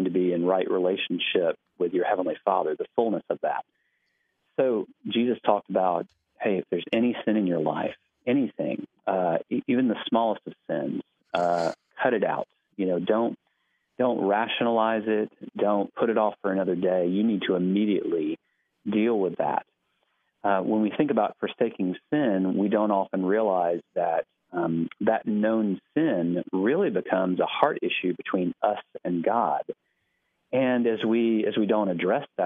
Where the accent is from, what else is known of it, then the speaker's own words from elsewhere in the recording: Alabama, United States; moved away as an adult; now in Knoxville, United States; I grew up in Alabama, and my family continues to live mostly in Alabama